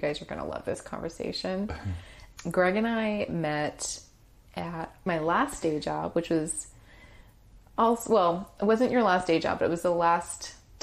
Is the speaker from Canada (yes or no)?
no; Hungary; moved away; my home country, Hungary